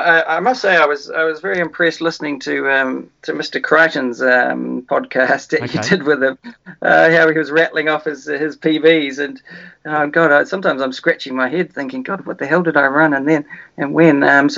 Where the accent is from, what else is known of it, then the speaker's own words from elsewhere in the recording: Wellington, New Zealand; moved away as an adult; also born or lived in Dolomites, Italy; now in Italy; when I grew up in New Zealand